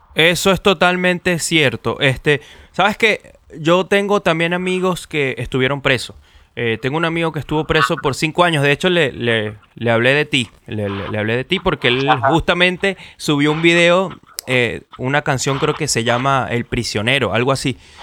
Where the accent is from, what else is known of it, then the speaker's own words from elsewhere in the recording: Venezuela; now in Chile; soy venezolano pero estoy viviendo en Chile